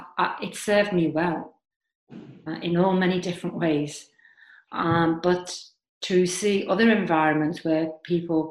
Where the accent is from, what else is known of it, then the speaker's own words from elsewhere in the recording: Liverpool, North West England, United Kingdom; moved away; I am from Liverpool, and I have lived and travelled all over the world